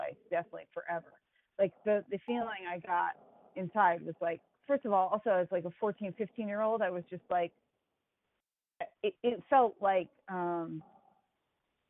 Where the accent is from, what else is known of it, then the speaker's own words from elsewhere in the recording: United States; moved away as an adult; also born or lived in Boston; growing up near New York City